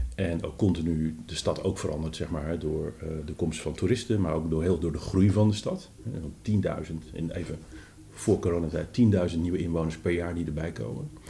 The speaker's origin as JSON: {"language": "Dutch", "town": "Amsterdam", "region": "North Holland", "country": "Netherlands", "said": "voor ons, hè, als Amsterdammers"}